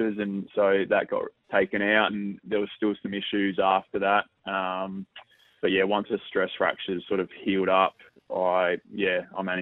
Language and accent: English; Victoria, Australia; moved away as an adult; now in Adelaide, Australia; I'm from Victoria, and I've been playing in the VFL